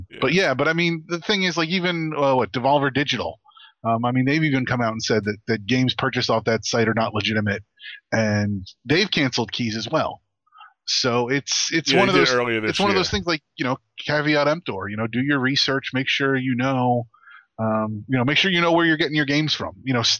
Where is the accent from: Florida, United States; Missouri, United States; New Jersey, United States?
New Jersey, United States; No, I agree. As somebody born and raised in New Jersey, I agree. It's New Jersey.